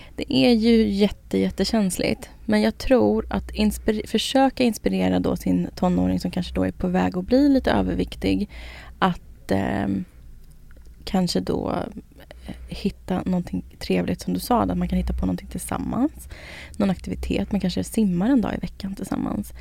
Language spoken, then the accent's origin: Swedish; Södertälje, Stockholm County, Sweden; Jag är från Södertälje, det är liksom kebabens stad